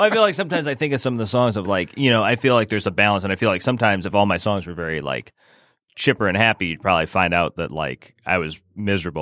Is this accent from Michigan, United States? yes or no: yes; Rochester, Michigan, United States; moved away; also born or lived in Lake Orion, Michigan / Gaithersburg, Maryland; I was raised in Rochester